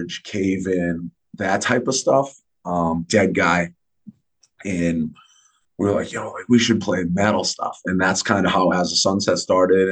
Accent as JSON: {"language": "English", "town": "North Attleboro", "region": "Massachusetts", "country": "United States", "tie": "born or raised there", "also_born_or_lived": "Norwood, Massachusetts", "said": "I was born in Norwood, which is like 10 miles right outside Boston proper, if that. My mother's from Dorchester, my father's from Rosendale, but then we moved when I was a little kid out to like North Attleboro. It's like southeastern Massachusetts"}